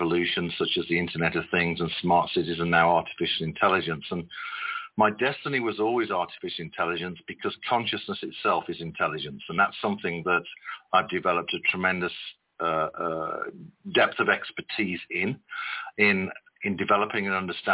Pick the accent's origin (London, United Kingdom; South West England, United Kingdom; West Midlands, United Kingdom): West Midlands, United Kingdom; also born or lived in Birmingham; I was born in the city of Birmingham, and shortly after I was born, mom and dad moved to the countryside in the Midlands, and I was raised primarily in the countryside